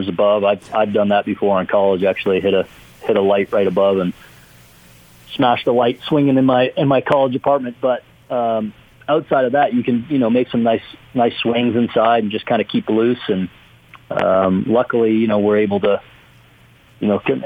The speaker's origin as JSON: {"language": "English", "country": "Canada", "tie": "born or raised there", "moved": "yes", "said": "growing up in Canada"}